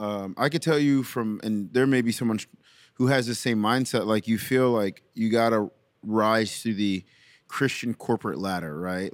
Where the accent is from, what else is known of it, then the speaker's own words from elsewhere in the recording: New York City, New York, United States; now in Memphis, United States; I'm from Brooklyn, New York.